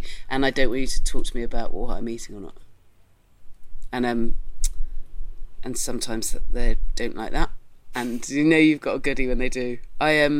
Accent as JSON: {"language": "English", "area": "Dorset", "region": "South West England", "country": "United Kingdom", "said": "I'm from Dorset"}